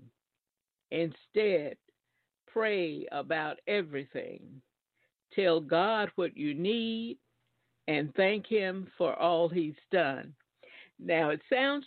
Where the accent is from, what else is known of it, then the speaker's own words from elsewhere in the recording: Alabama, United States; now in New Jersey, United States; I live in New Jersey. I'm from Alabama.